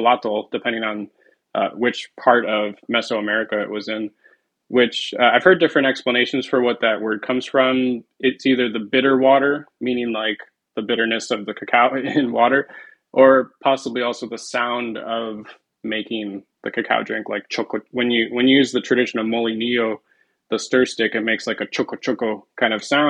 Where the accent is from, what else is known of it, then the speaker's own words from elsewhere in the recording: Detroit, Michigan, United States; I'm from the Detroit